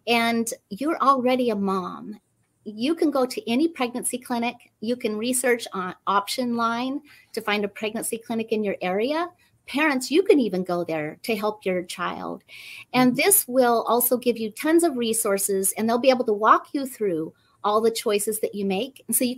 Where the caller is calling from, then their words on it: Fairfield, California, United States; Fairfield, California.